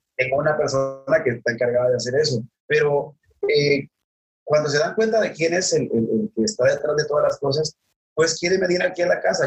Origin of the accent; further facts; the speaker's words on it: Sinaloa, Mexico; bichi, como dijimos aquí en Sinaloa